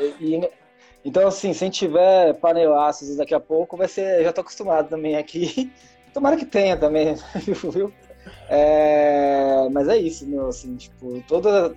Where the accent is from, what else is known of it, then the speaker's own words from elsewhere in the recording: São Paulo, Brazil; sou paulistano